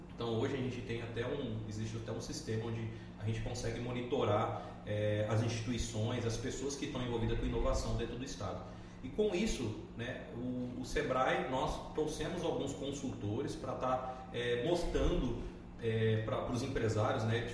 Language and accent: Portuguese; Cuiabá, Mato Grosso, Brazil; moved away as an adult; now in Lucas do Rio Verde, Brazil; sou cuiabano, né? Tenho, tô seis anos aqui no, na região